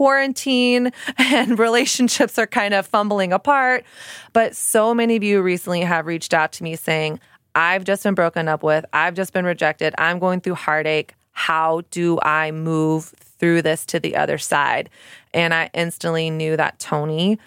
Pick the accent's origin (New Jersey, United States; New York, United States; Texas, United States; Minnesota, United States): Texas, United States; Dallas; also born or lived in Houston; now in Brooklyn, United States; I'm from Texas as well. I'm a Texas girl. I'm from Dallas